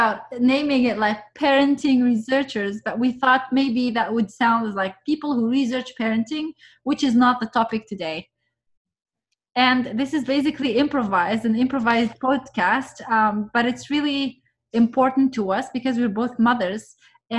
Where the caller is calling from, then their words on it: Vancouver, British Columbia, Canada; and I'm speaking from Vancouver this time.